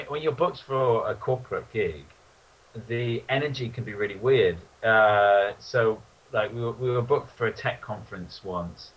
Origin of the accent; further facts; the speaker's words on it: Newcastle upon Tyne, North East England, United Kingdom; moved away as an adult; also born or lived in Oxford; now in London, United Kingdom; I grew up in Newcastle, and I moved to London after Oxford